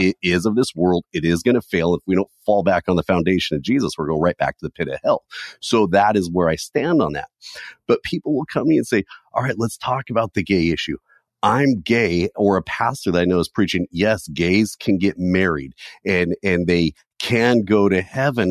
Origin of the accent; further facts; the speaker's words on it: California, United States; I was born and raised in California